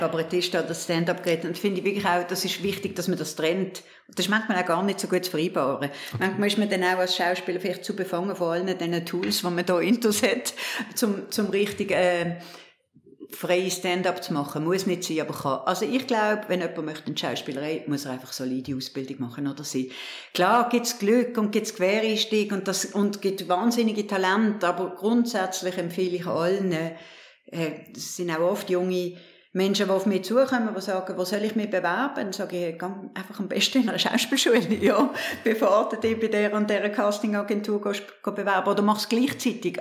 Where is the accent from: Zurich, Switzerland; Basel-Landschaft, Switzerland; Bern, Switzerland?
Basel-Landschaft, Switzerland; Binningen; moved away as an adult; also born or lived in Paris / New York; now in Basel, Switzerland; dass ich in Bilbenken aufgewachsen bin